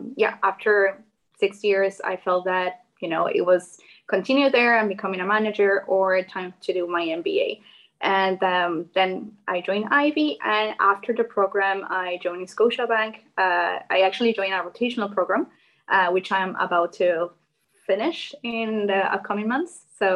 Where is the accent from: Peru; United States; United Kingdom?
Peru; moved away as an adult; now in Canada; I'm originally from Peru